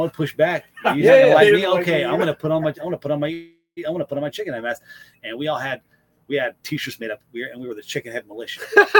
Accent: Washington, United States; Born and raised in Washington.

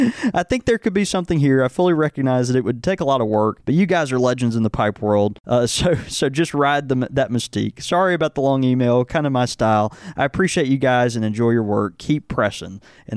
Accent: the South, United States; I grew up in the South, mostly going to Southern Baptist churches.

